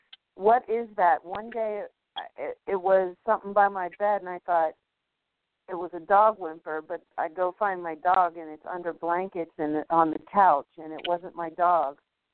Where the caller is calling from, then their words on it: New Orleans, Louisiana, United States; I'm in New Orleans.